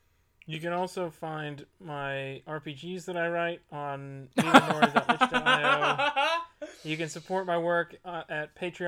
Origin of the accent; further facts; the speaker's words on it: Texas, United States; Growing up in Texas